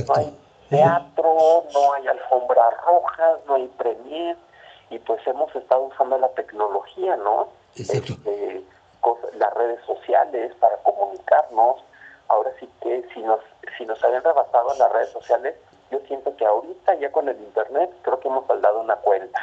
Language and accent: Spanish; Torreón, Coahuila, Mexico; Yo soy de Torreón, eh, Gómez Palacio Durango está pegado